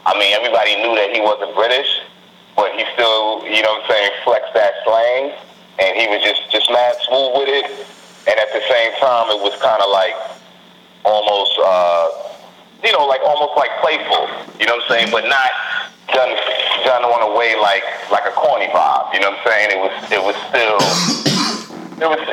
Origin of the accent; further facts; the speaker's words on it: New York City, New York, United States; also born or lived in Brooklyn, New York; I'm from New York, man. I'm from the Rotten Apple. Was born and raised in Queens.